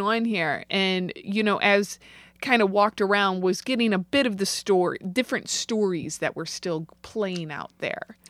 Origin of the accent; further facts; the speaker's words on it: St. Louis, Missouri, United States; I grew up in Saint Louis